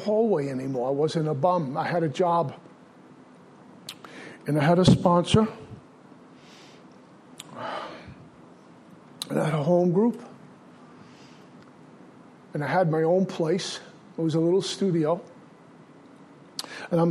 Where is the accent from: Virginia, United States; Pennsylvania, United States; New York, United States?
New York, United States; New York City; also born or lived in Minnesota; In Brooklyn, we had trains and buses